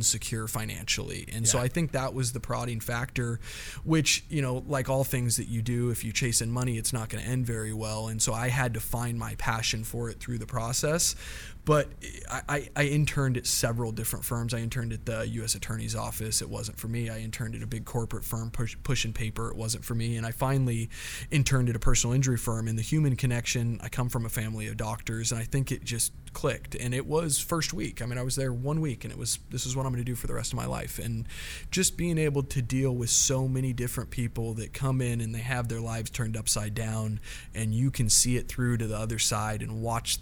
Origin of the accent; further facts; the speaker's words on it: Eagle, Idaho, United States; moved away as an adult; also born or lived in Chicago; now in San Diego, United States; I moved to Boise, Idaho. Actually, technically, Eagle, Idaho, which is a little farm town outside of Boise, Idaho. And so that's where I grew up